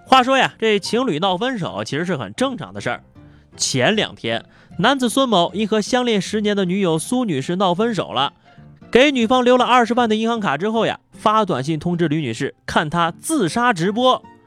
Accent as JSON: {"language": "Chinese", "country": "China", "said": "咱们中国人"}